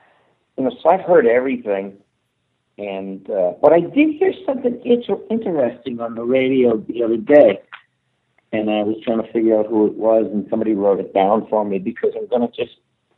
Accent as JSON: {"language": "English", "region": "Michigan", "country": "United States", "moved": "yes", "said": "I'm from Michigan originally."}